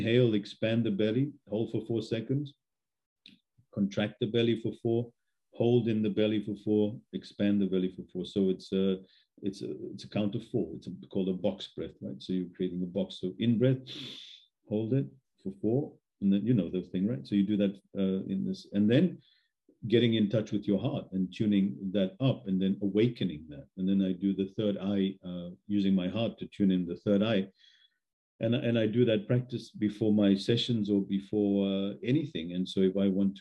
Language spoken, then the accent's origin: English; Australia; I was raised in Australia